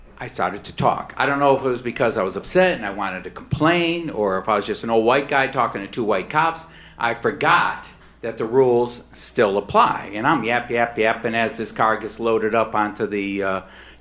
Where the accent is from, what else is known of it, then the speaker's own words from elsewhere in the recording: Detroit, Michigan, United States; I grew up in Detroit